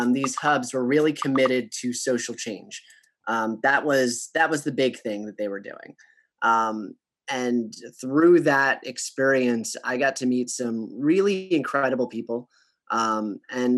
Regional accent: Long Branch, New Jersey, United States; also born or lived in Arizona; I was born in Long Branch, New Jersey, right outside of Asbury Park, New Jersey. I grew up most of my life here, minus 4 years in college

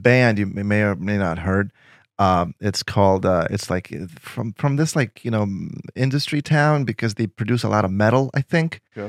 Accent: Lithuania; English is a second language; I would get stopped in the street in my hometown. People would take pictures with me, and I was known. But the whole Lithuania is the size of New Hampshire, 3 million people tops, you know?

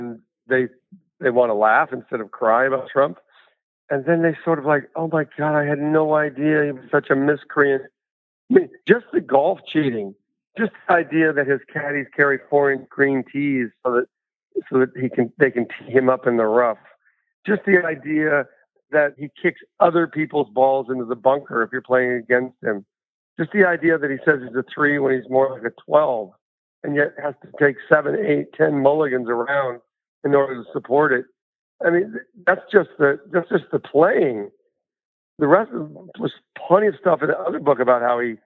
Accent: Boulder, Colorado, United States; I grew up in North Boulder

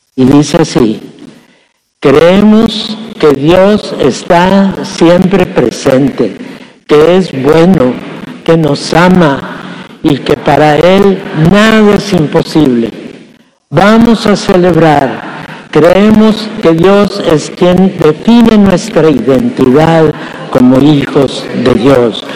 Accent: Mexico; Nuestra ciudadanía legalmente la tenemos que reconocer como ciudadanía mexicana

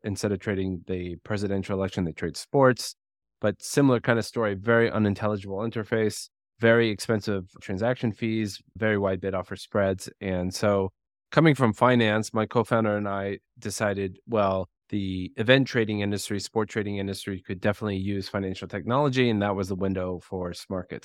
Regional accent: United States; I'm American.

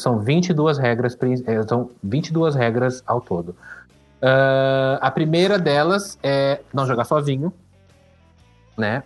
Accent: São Paulo, Brazil; quando eu era criança, eu morava na Vila Liviero, que é, é, que é a periferia ali de São Paulo, divisa com São Bernardo

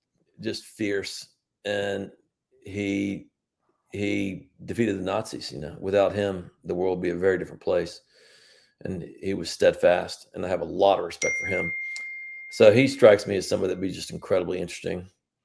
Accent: Raleigh, North Carolina, United States; I'm from Raleigh, North Carolina.

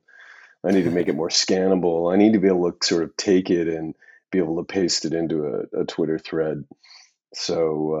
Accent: Saskatchewan, Canada; I'm from Saskatchewan

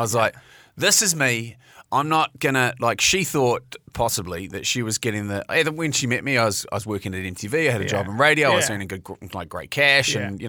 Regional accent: Mount Maunganui, Bay of Plenty, New Zealand; moved away as an adult; now in Auckland, New Zealand; Like, I'm being from the Mount.

